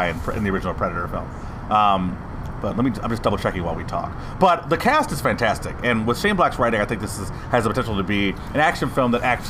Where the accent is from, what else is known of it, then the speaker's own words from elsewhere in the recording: Detroit, Michigan, United States; as a kid growing up in Detroit.